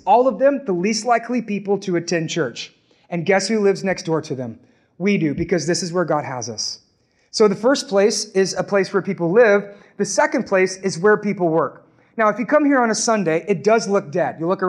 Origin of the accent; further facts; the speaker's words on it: Orange, Texas, United States; moved away as an adult; now in Beaumont, United States; I'm actually from Orange. Okay, I live in Beaumont now, but I grew up and I'm from Orange.